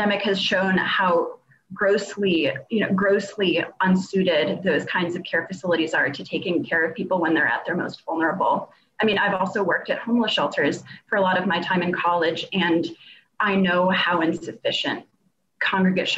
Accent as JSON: {"language": "English", "region": "Massachusetts", "country": "United States", "said": "I am from Massachusetts"}